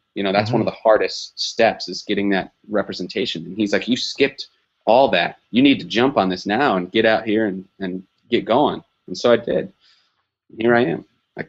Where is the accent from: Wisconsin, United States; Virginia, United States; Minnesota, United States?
Wisconsin, United States; moved away as an adult; now in Los Angeles, United States